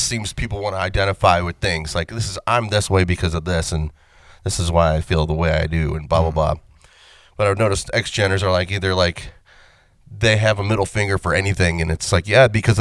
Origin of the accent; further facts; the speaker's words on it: Vermilion, Ohio, United States; We're from Vermilion High School.